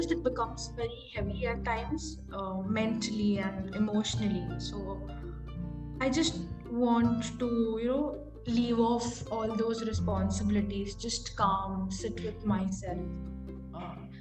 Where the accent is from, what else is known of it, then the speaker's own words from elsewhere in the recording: Mumbai, Maharashtra, India; moved away as an adult; I am also from Mumbai, but currently because of various reasons I have been shifting all over the India